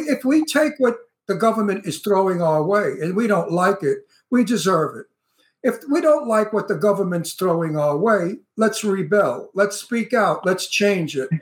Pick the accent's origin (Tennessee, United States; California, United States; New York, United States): New York, United States; New York City; I'm from Brooklyn